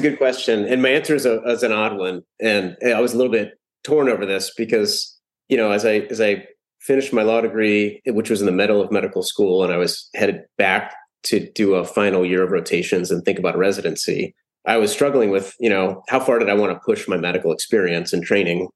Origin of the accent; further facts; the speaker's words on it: Columbus, Ohio, United States; I was born and raised in Columbus, Ohio